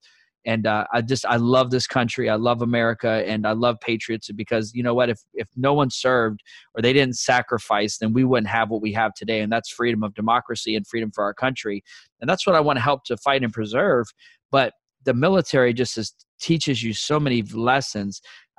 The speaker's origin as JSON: {"language": "English", "town": "Fort Benning", "region": "Georgia", "country": "United States", "tie": "born there", "said": "And, you know, I was born in Fort Benning."}